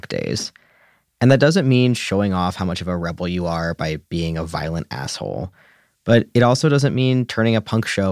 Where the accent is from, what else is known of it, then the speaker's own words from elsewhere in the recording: United States; now in New York City, United States; I grew up in a red state. I went to prom in a building owned by Pat Robertson